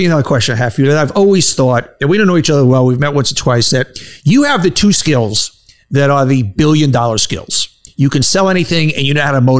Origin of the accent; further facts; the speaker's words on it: New York City, New York, United States; I grew up in Bayside, Bayside also.